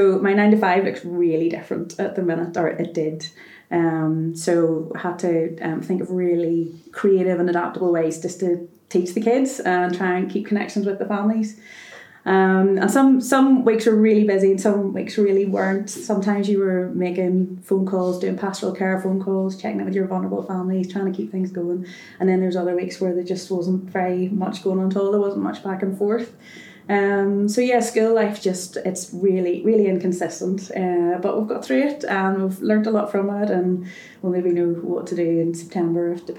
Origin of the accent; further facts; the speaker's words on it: Bangor, Northern Ireland, United Kingdom; I'm from Bangor